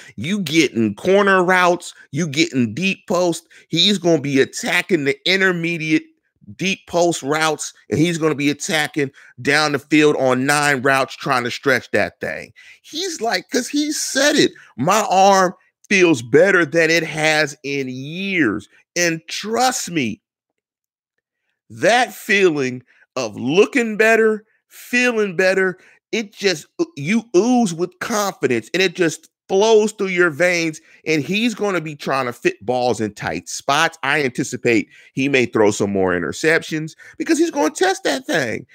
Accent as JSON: {"language": "English", "town": "Pittsburgh", "region": "Pennsylvania", "country": "United States", "said": "I'm from Allegheny County, I'm from the north side"}